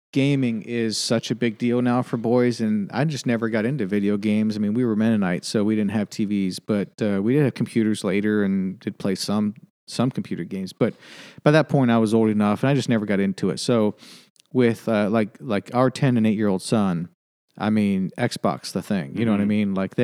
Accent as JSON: {"language": "English", "region": "New York", "country": "United States", "tie": "born or raised there", "said": "Yep. Grew up in upstate New York, and my wife was from Lancaster, Pennsylvania."}